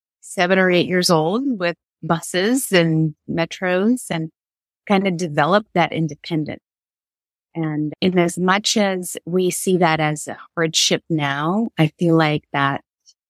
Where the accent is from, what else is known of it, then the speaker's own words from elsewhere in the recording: Kyiv, Ukraine; moved away; So I was born and raised in Kiev, Ukraine